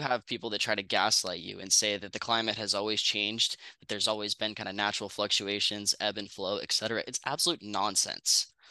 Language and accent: English; Northern California, United States; I grew up in Northern California